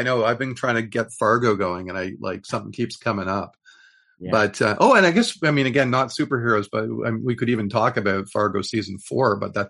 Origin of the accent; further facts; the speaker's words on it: Canada; as a Canadian